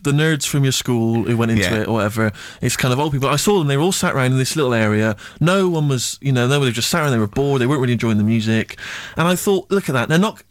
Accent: Bristol, South West England, United Kingdom; back in my hometown of Bristol

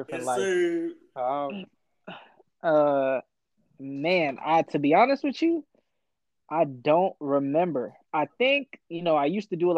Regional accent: Ethiopia; moved away; I'm Ethiopian

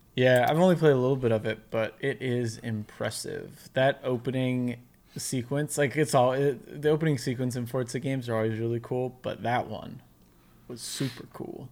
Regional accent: United States; I'm American

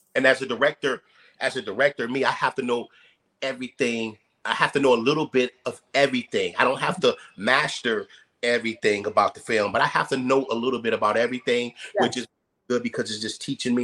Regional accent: Youngstown, Ohio, United States; moved away as an adult; I came out here in '92. You know, um, from I'm from Youngstown, Ohio.

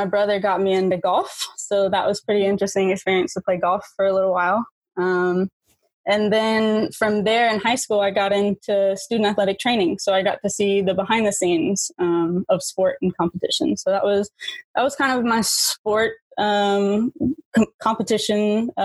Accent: Titusville, Florida, United States; I'm originally from Titusville. That's where I grew up

